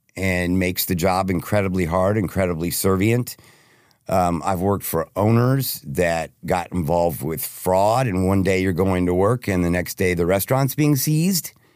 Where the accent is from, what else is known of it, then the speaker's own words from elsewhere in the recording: Plano, Texas, United States; I'm from Plano, Texas. Born and raised